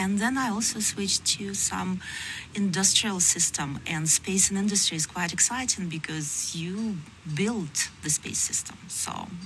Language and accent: English; Russia; moved away as an adult; also born or lived in Switzerland; I was born in Russia and partially educated there.